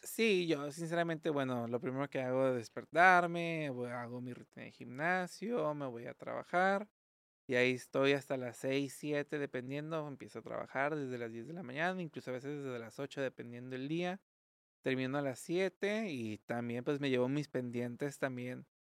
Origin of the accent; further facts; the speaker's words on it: Mexico; also born or lived in Tijuana; como buenos mexicanos